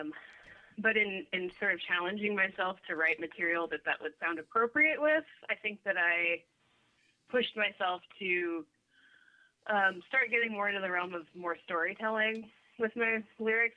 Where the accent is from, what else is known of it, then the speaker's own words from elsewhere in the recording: Sacramento, California, United States; moved away as an adult; also born or lived in Los Angeles; now in Portland, United States; I grew up in Sacramento, which is uh, Northern California